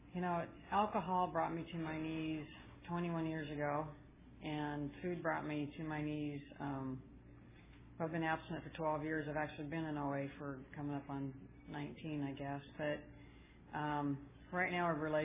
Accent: Salt Lake City, Utah, United States; also born or lived in Southern California; I'm from Salt Lake City.

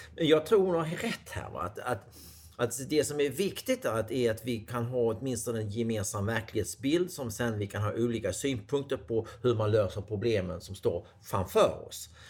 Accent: Sweden

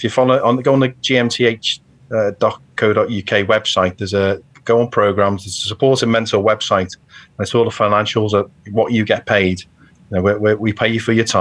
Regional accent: Birkenhead, North West England, United Kingdom; I'm from Birkenhead, you know, a working class lad.

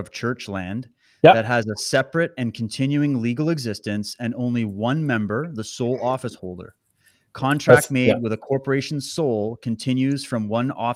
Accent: Canada

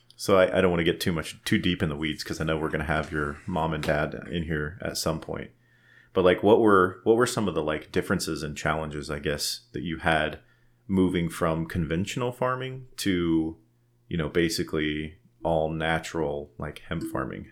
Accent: Lyons, Colorado, United States; I was born in Lyons, raised in Lyons

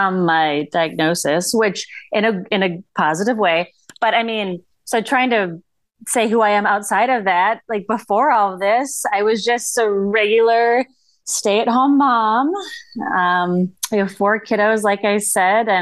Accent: northern Minnesota, United States; now in suburbs of Minneapolis, United States; I'm from a super small town in northern Minnesota. Okay. If my accent doesn't give it away

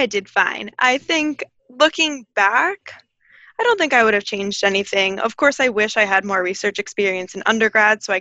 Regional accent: New Jersey, United States; also born or lived in Connecticut; I actually am from, born and raised in New Jersey

